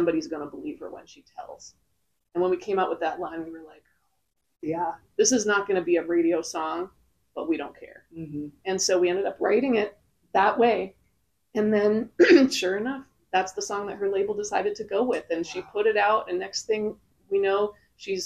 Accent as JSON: {"language": "English", "area": "Muskoka", "region": "Ontario", "country": "Canada", "moved": "as an adult", "lives_now": "Nashville, United States", "said": "I'm from Muskoka, Ontario."}